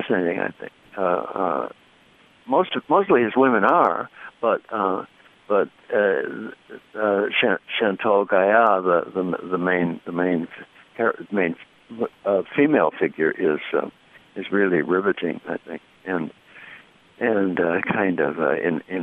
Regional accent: Chicago, Illinois, United States; moved away as an adult; now in Ann Arbor, United States; I grew up in Chicago and went to school before I came to Ann Arbor

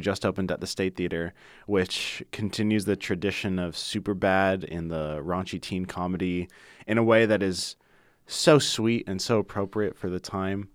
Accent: Ann Arbor, Michigan, United States; growing up in Ann Arbor

